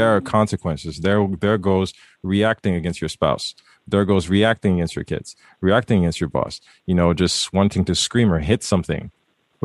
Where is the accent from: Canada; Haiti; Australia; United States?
Haiti; I was raised in Haiti, first son, first male